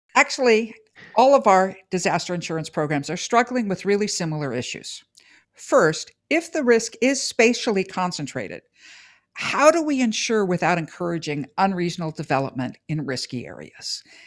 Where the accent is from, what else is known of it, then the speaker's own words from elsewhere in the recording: California, United States; as a Californian